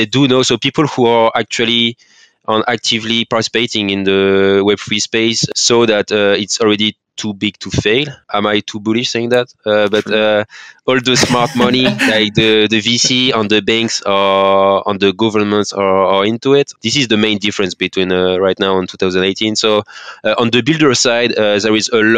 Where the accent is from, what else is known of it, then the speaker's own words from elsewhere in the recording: France; accent: French; English is a second language; I'm from France, as you can say, with my accent. So I'll try my best with my French accent.